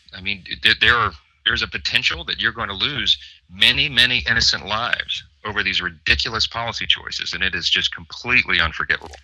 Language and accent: English; Shreveport, Louisiana, United States; My hometown of Shreveport, where you and I spend a lot of our time